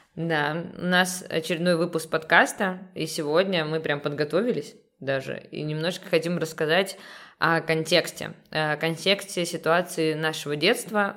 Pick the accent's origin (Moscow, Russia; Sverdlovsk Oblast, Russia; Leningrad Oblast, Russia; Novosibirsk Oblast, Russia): Leningrad Oblast, Russia; also born or lived in Saint Petersburg; родилась в Санкт-Петербурге, но мои родители решили растить нас за городом. И получается, я росла, м, в небольшом поселке